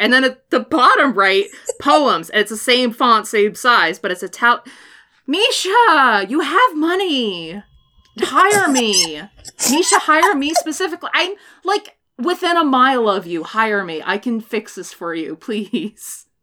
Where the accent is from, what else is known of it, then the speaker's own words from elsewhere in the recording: Washington, United States; growing up in Washington, at least in my in my education in Washington, was you learn about salmon